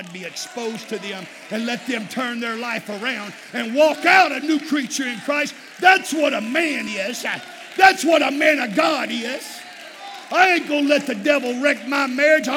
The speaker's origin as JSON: {"language": "English", "region": "South Texas", "country": "United States", "said": "I'm from Texas, South Texas"}